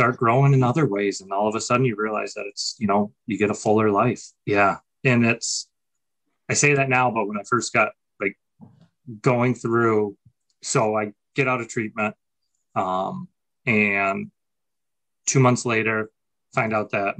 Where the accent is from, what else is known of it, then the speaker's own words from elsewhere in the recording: Saginaw, Michigan, United States; I was in Saginaw, Michigan, where I grew up